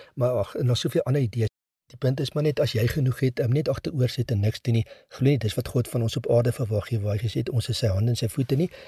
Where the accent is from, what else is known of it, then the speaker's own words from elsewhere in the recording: South Africa; as Suid-Afrikaners